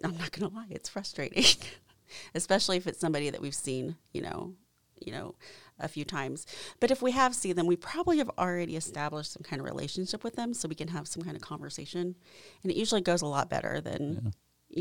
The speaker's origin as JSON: {"language": "English", "town": "Franklin", "region": "Indiana", "country": "United States", "tie": "born or raised there", "also_born_or_lived": "South Korea", "said": "growing up in Franklin"}